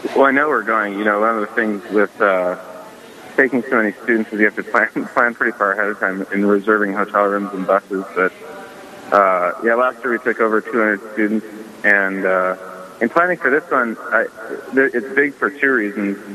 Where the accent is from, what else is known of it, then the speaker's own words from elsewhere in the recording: Dickinson, North Dakota, United States; I'm originally from Dickinson, North Dakota